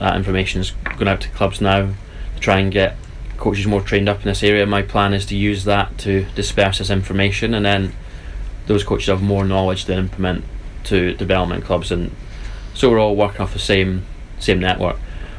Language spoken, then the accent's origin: English; Dumfries, Scotland, United Kingdom; moved away; I'm from Scotland